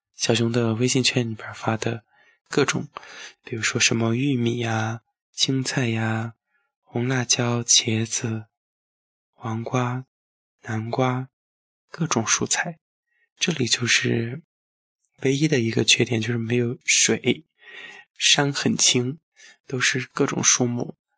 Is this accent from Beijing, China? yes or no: no; Fengjie, Chongqing, China; 最后才到达我的家乡。家乡的名字很美，叫云雾乡。除了每一年的暑假会回到老家